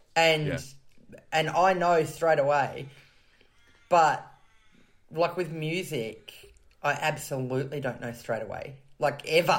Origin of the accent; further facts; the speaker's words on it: Canberra, Australian Capital Territory, Australia; I grew up in Canberra in Australia, the nation's capital